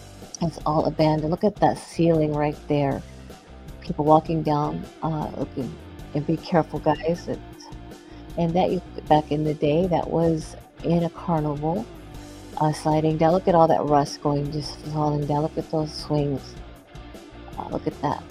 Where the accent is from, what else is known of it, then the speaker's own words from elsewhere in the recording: Texas, United States; We had an abandoned water park in Texas where I'm from. It's about 20 minutes from my hometown